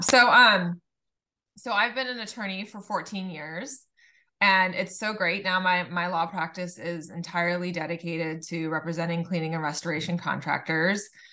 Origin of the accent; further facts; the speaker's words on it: Laguna Beach, California, United States; I grew up in Laguna Beach